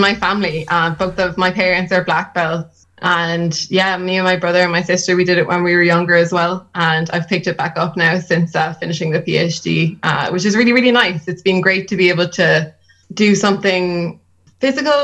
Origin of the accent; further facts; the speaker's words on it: Wexford, Leinster, Ireland; moved away as an adult; now in Cork, Ireland; I'm from Wexford and we have a street theatre / circus group down there